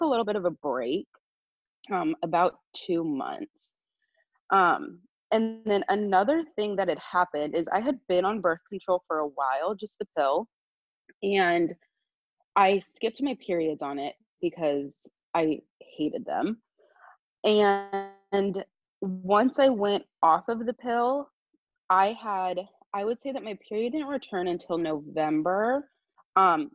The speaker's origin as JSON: {"language": "English", "region": "Southern California", "country": "United States", "moved": "as an adult", "lives_now": "Eugene, United States", "said": "I'm from Southern California, and I moved to Eugene, Oregon."}